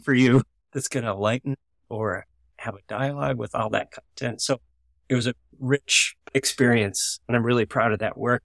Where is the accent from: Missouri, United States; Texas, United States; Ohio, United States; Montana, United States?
Missouri, United States; I grew up in Missouri